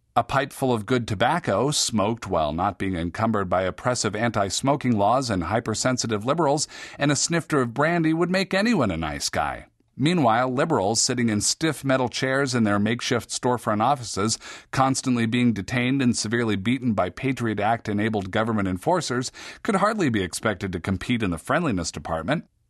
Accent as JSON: {"language": "English", "town": "Seattle", "region": "Washington", "country": "United States", "tie": "born or raised there", "said": "Besides being my hometown, Seattle"}